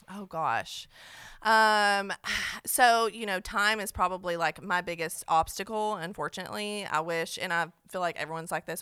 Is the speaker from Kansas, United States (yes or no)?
no; Cookeville, Tennessee, United States; also born or lived in Nashville; I'm from Cookville